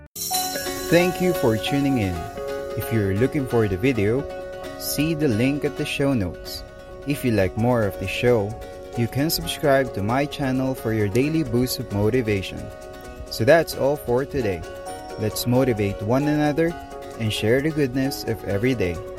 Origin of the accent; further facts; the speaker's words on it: Muskegon, Michigan, United States; now in Boston, United States; I grew up in Muskegon, Michigan, where Brunswick was founded